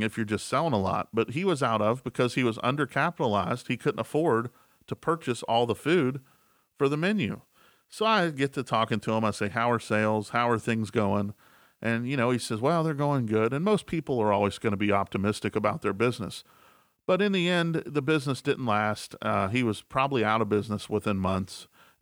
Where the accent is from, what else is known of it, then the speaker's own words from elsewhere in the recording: Elkins, West Virginia, United States; the town we were in is a small town I grew up in Elkins, West Virginia.